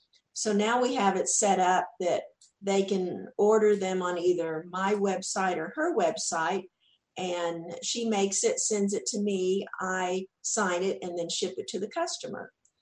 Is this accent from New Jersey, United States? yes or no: no; Texas, United States; accent: Southern; people had always made fun of my accent there because I was from Texas and I definitely had that Southern accent.